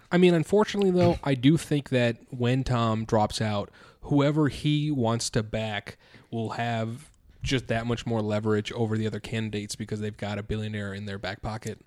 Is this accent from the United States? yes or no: no; India; I am an Indian individual